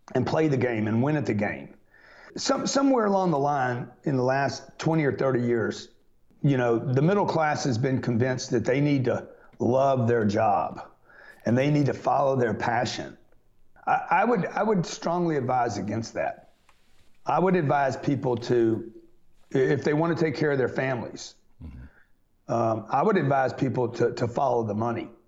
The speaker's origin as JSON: {"language": "English", "town": "Lake Charles", "region": "Louisiana", "country": "United States", "tie": "born or raised there", "said": "I grew up in Lake Charles"}